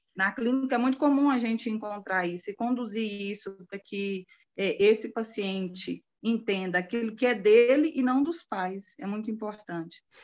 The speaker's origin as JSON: {"language": "Portuguese", "town": "Anápolis", "region": "Goiás", "country": "Brazil", "said": "Eu sou de Anápolis, uhum. Goiás"}